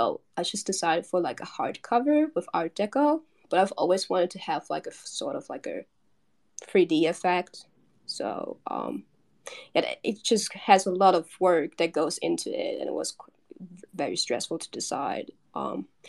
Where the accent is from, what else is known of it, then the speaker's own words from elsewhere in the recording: Germany; Well, I grew up in Germany. I was born and raised in Germany